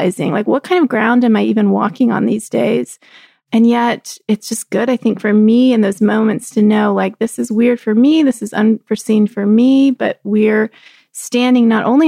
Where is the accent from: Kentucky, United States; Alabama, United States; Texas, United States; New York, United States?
Texas, United States; growing up in Texas